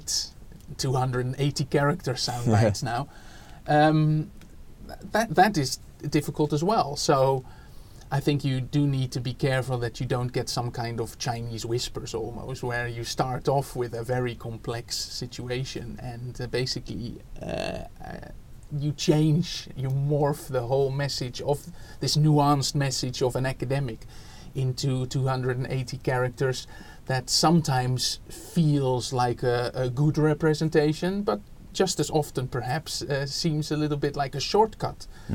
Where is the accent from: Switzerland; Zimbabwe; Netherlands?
Netherlands; English is a second language; moved away as an adult; now in United Kingdom; you can already hear from my accent, I'm not from here. So I was born in the Netherlands and was a secondary school teacher there in mathematics